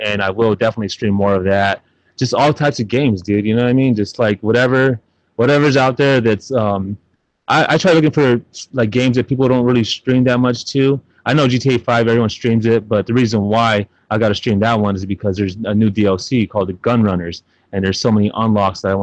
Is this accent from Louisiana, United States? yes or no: no; San Antonio, Texas, United States; I'm from San Antonio, Texas, to be exact. Born and raised